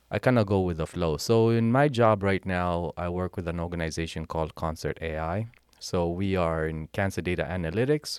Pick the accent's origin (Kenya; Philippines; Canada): Kenya; accent: Kenyan; moved away as an adult; also born or lived in Charlottesville, Virginia, United States; now in United States; Born and raised in Kenya, came to the U S in nineteen ninety-eight after winning a green card.